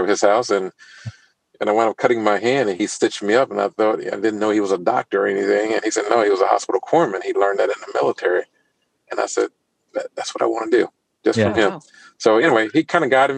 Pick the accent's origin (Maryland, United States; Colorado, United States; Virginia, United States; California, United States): Virginia, United States; Northern; moved away as an adult; the area where I came from Northern Virginia